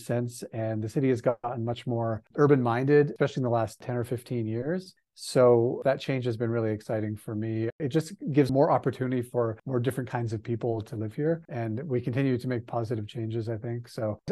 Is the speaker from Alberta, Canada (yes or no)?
yes; Calgary, Alberta, Canada; So I've lived in Calgary, Alberta, Canada, my whole life. I was born and raised here